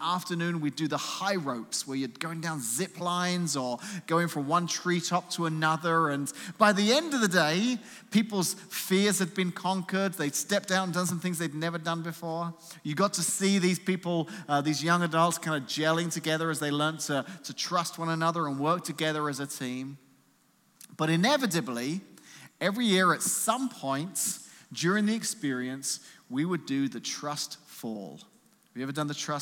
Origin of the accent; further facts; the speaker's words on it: London, United Kingdom; moved away as an adult; now in United States; I'm not from America originally. I'm actually from somewhere a little bit east of here called London, England.